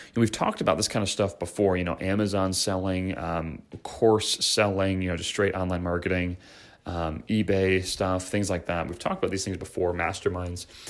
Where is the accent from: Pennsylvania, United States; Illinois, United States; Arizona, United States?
Illinois, United States; Chicago; moved away as an adult; now in San Diego, United States; I'm from Chicago